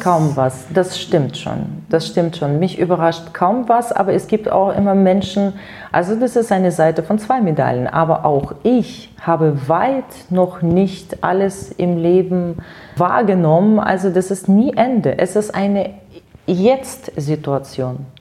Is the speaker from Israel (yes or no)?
no; near Penza, Penza Oblast, Russia; German is a second language; moved away as an adult; also born or lived in Siberia; now in Germany; Geboren bin ich wirklich in der Nähe von diesem Stadt